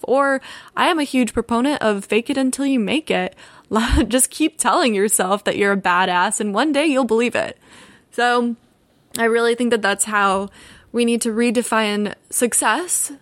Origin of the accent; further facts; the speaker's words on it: Altamonte Springs, Florida, United States; also born or lived in Orlando, Florida; now in Los Angeles, United States; I grew up in Orlando, Florida. More specifically, I grew up in Altamont Springs, Florida